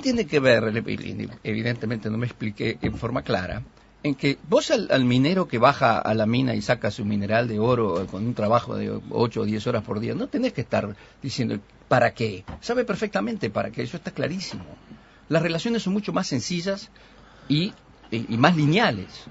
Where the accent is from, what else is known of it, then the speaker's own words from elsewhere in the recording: Uruguay; somos todos los uruguayos